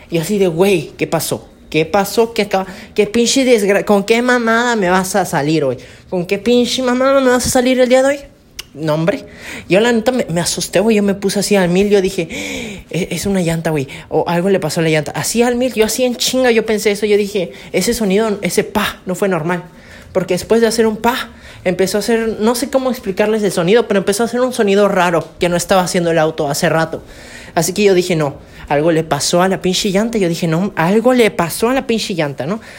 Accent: Campeche, Mexico; que pues yo soy de Campeche, ¿no? Obviamente. Soy de Campeche y todo bonito, ¿no?

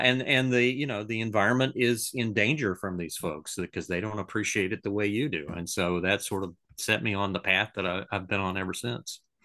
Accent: Pensacola, Florida, United States; I grew up in Pensacola

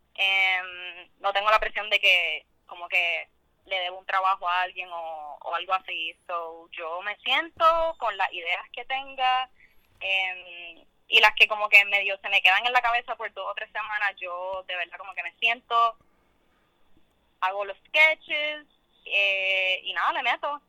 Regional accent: Guaynabo, Puerto Rico; also born or lived in Mexico; de Guaynabo. Yo técnicamente no nací en Puerto Rico, me criaron allá toda mi vida

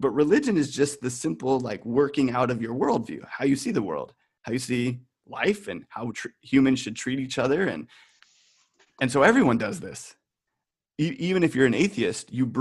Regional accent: United States; I'm the American on this right now

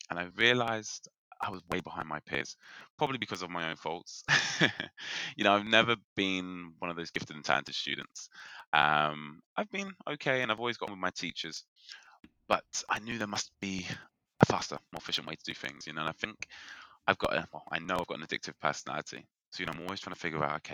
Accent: United Kingdom; accent: British; I'm in the UK, if you can tell by my British accent

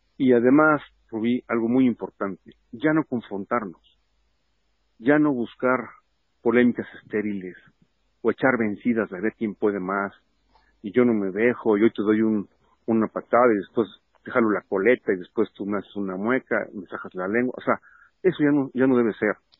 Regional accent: Puebla, Mexico; yo nací en Puebla y moriré en Puebla.

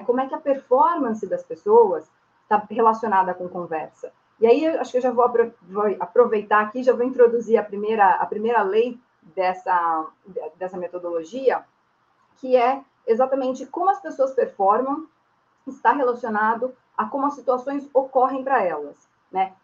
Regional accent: São Bernardo do Campo, São Paulo, Brazil; sou nascida e criada em São Bernardo

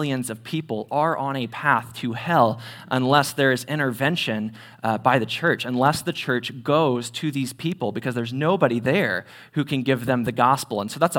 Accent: Terre Haute, Indiana, United States; I am originally from Terre Haute. I went to Terre Haute South High School, graduated there in 2012

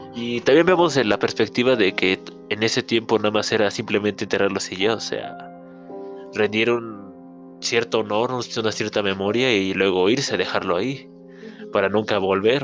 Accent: Mexico; para nosotros como mexicanos

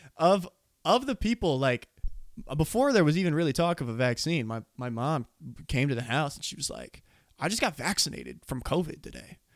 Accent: Scottsbluff, Nebraska, United States; I'm from Nebraska

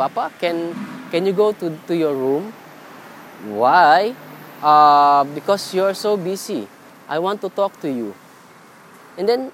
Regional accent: Philippines; moved away as an adult; now in Singapore; my family is in different country, different in my hometown in Philippines. So I'm working in Singapore

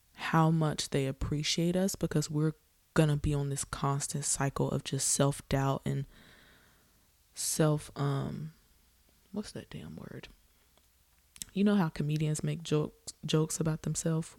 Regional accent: the South, United States; I'm from the South

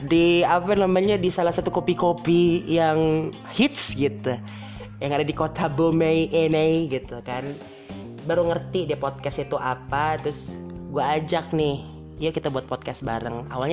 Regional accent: Kotabumi, Lampung, Indonesia; born there; karena kebetulan emang gua lagi di tanah kelahiran gue nih, coy, tanah kelahiran

